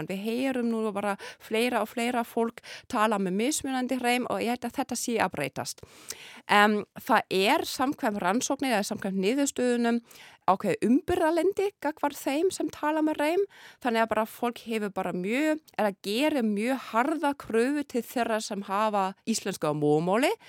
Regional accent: Berlin, Germany; Icelandic is a second language; ég er alveg upp í Berlín, það sem er ákveðna þjófælegshópar þarna þannig ég er bara til að vöna að hlusta á þýsku e, eh, talaða með tyrkneskum reym, arabískum reym og rúsneskum reym. Ég ólst upp þannig

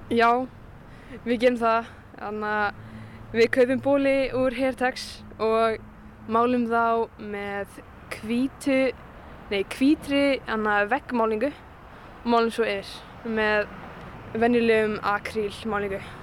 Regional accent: Akureyri, Northeastern Region, Iceland; þegar maður fer svo til Reykjavíkur sem svona Akureyringur

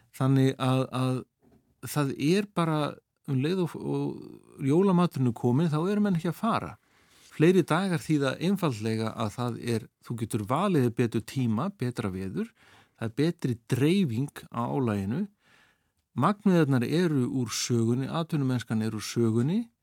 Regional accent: Akranes, Western Region, Iceland; ég elst upp sko við fjöruna upp á Skaga

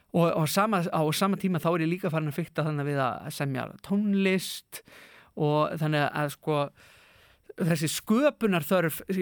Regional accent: Akureyri, Northeastern Region, Iceland; Ég er akureyringur í húðahár.

